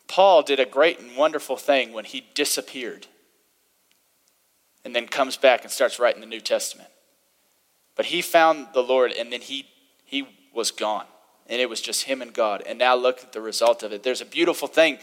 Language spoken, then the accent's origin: English; the Bible Belt, United States; I had the privilege of growing up in the Bible Belt a little bit to where it was part of the culture.